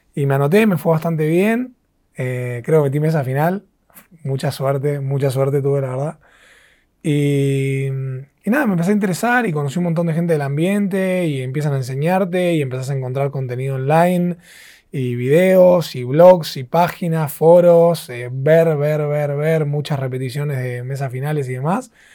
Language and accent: Spanish; Argentina; soy el, segundo argentino en la historia